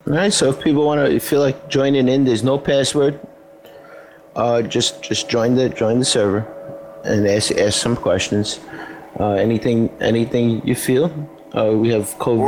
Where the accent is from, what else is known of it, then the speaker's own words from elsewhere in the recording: New York, United States; as a New Yorker